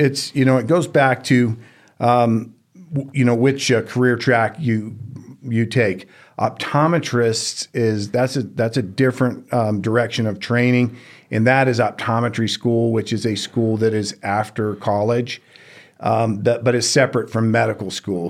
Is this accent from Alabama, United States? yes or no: no; Houston, Texas, United States; moved away as an adult; also born or lived in Georgia; now in Reno, United States; I grew up in Houston, Texas